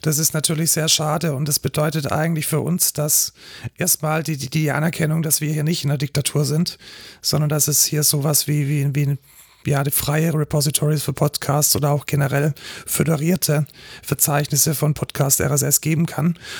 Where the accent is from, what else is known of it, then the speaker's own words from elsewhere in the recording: Germany; wir als Deutsche